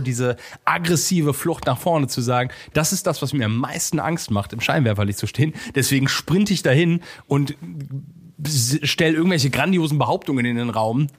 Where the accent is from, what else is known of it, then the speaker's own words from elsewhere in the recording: Cologne, North Rhine-Westphalia, Germany; ich bin ein Kölner äh, rheinisch rheinländisches Rich Kid